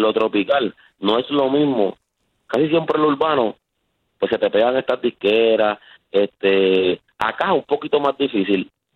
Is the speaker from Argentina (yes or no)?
no; Canóvanas, Puerto Rico; Nosotros somos de Canóvana